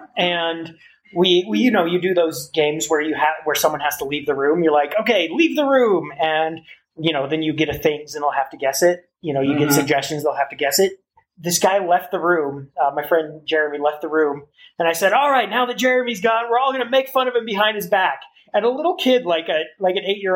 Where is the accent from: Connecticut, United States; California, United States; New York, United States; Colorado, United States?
Colorado, United States; Colorado Springs; I'm from Colorado Springs